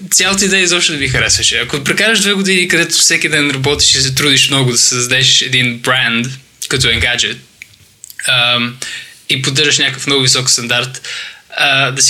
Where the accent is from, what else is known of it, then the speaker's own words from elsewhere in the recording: Bulgaria; now in London, United Kingdom; Ами, започнах в България. Да, така се научих българския.